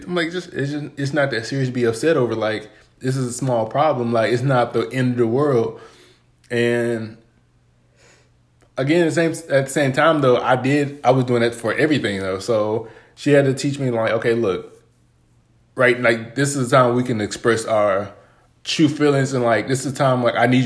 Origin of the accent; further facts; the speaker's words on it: Texas, United States; I grew up in Texas, super hot